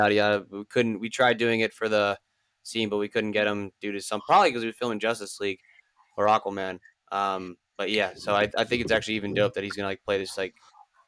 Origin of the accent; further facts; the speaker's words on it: United States; as an American